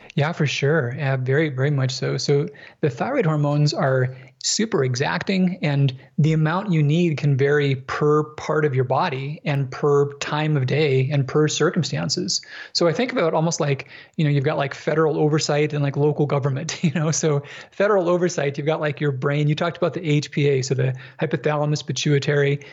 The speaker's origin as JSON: {"language": "English", "region": "Minnesota", "country": "United States", "tie": "born or raised there", "said": "I grew up in Minnesota"}